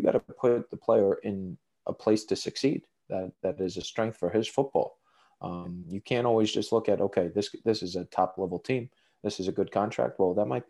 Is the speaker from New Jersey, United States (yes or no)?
yes; Cherry Hill, New Jersey, United States; moved away as an adult; also born or lived in New York City; now in Sweden; I grew up in South Jersey, Cherry Hill, New Jersey